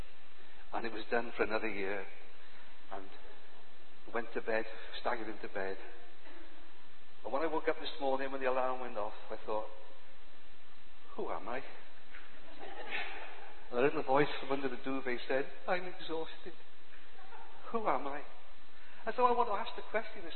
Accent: Cardiff, Wales, United Kingdom; I was born in Cardiff in 1947

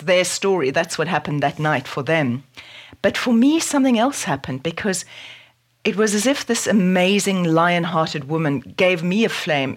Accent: South Africa; born or raised there

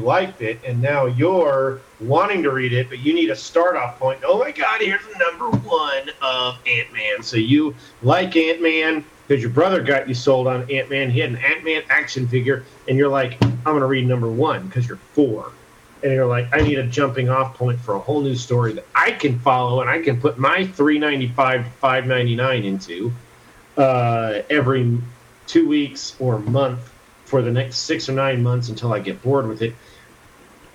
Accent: United States

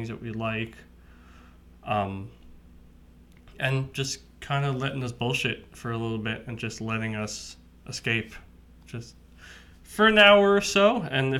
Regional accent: Medford, New York, United States; we both grew up on Long Island

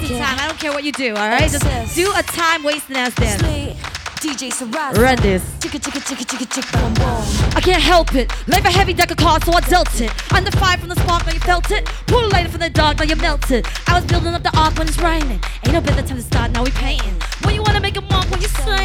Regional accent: Vancouver, British Columbia, Canada; moved away as an adult; also born or lived in Los Angeles; now in Singapore; I was born in Singapore, raised in Vancouver, worked

